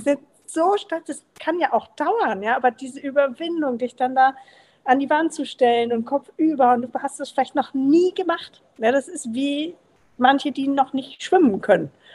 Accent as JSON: {"language": "German", "region": "Berlin", "country": "Germany", "moved": "yes", "said": "Ich komme ursprünglich aus Berlin"}